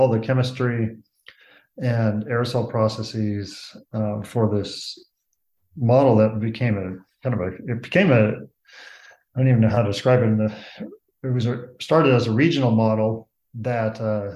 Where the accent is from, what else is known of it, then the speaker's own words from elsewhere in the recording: Los Altos Hills, California, United States; I grew up in Los Altos Hills, California, near Palo Alto, halfway between San Francisco and San Jose